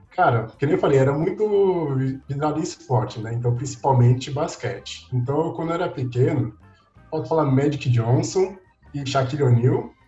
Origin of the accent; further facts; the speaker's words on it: São Paulo, Brazil; also born or lived in Três Pontas, Minas Gerais; eu nasci em São Paulo, então sou paulista